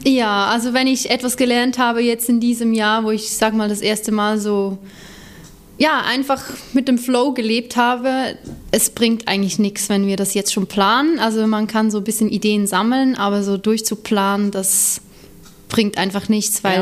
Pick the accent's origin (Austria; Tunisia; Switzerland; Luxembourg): Switzerland; near Lucerne; moved away as an adult; now in Hamburg, Germany; Ich bin in der Nähe von Luzern aufgewachsen